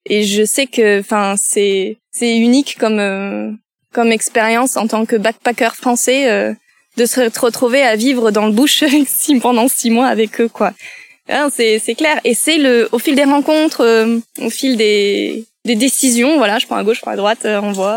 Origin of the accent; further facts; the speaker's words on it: France; Je suis originaire de Coneille, un petit village à côté de Pérorat